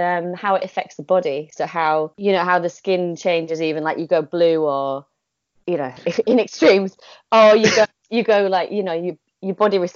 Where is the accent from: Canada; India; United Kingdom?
United Kingdom; Yorkshire and the Humber; moved away; also born or lived in Oxford; I was born in Yorkshire, so that is relevant in a way. Partly because I'm quite, I feel like that is important to me to be a northerner.